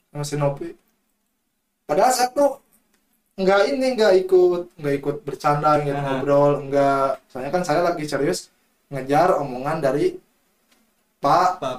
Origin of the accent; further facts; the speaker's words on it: West Java, Indonesia; saya kan orang Sunda asli ya